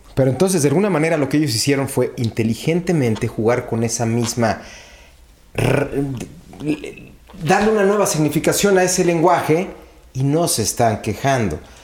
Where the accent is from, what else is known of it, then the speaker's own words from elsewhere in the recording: Mexico; yo lo digo como mexicano